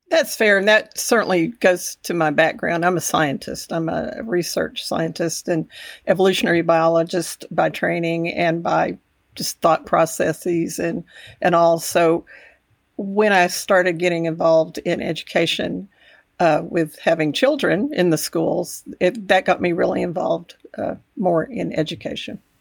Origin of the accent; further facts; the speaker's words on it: Texas Panhandle, United States; also born or lived in Amarillo, Texas; I grew up in the Panhandle about an hour away